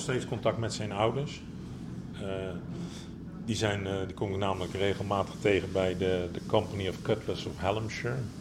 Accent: Netherlands; ik kom uit Nederland

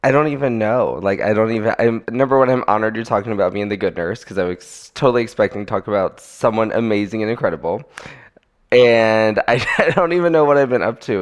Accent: Florida, United States; I am from Florida

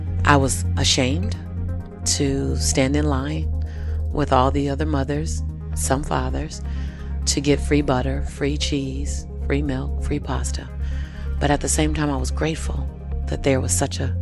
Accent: Los Angeles, California, United States; I was born and raised in South Central LA.

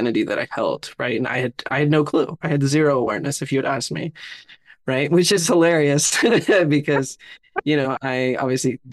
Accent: Southern California, United States; I was born and raised in Southern California, raised in a little immigrant home

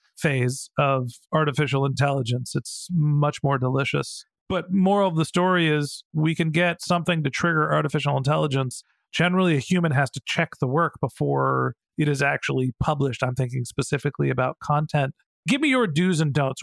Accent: Burlingame, California, United States; my hometown, Burlingame here

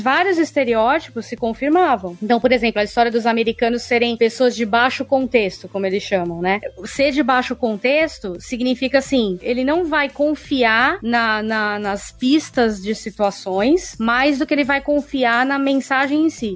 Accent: Brazil; eu sou brasileira

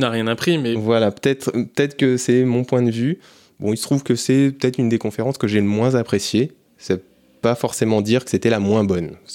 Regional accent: France; on est des Français.

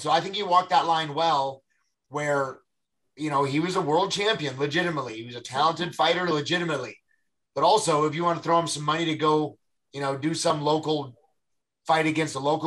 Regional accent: United States; it's in my hometown

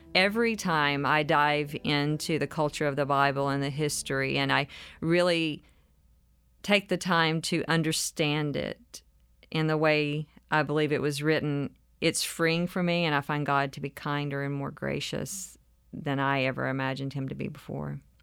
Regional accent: mountains of North Carolina, United States; moved away as an adult; now in Nashville, United States; I spent my childhood in Appalachia in the mountains of North Carolina

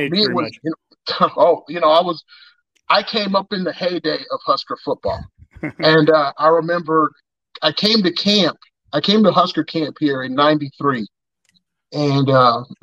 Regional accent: Missouri, United States; moved away; I'm originally from Missouri, but my mother is from Omaha

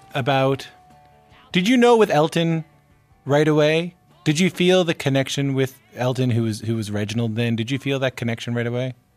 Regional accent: Canada; as a canadian

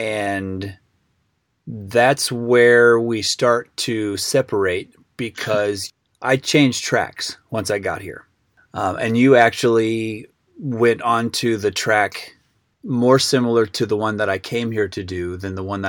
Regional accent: Pawnee, Illinois, United States; moved away as an adult; also born or lived in Springfield, Illinois; now in Nashville, United States; We're both from Illinois. I am from Central Illinois. I was born in Springfield and then moved to Pawnee, just south of Springfield.

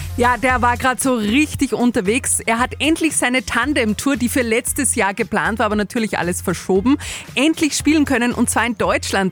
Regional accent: Stadl-Paura, Upper Austria, Austria; bei uns in Stadelpaura

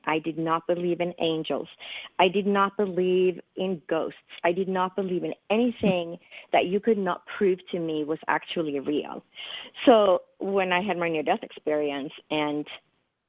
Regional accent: Sweden; English is a second language; moved away as an adult; also born or lived in East Coast, United States / West Coast, United States; now in United States; I was born and raised in Scandinavia, which is in the northern part of Europe, in the country of Sweden. And I didn't move to the United States until I was 21 years old.

